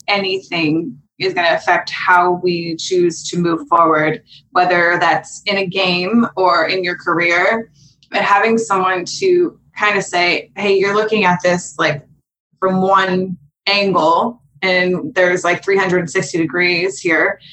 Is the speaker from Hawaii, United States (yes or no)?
no; Pittsburgh, Pennsylvania, United States; now in Los Angeles, United States; I grew up in Pittsburgh, Pennsylvania.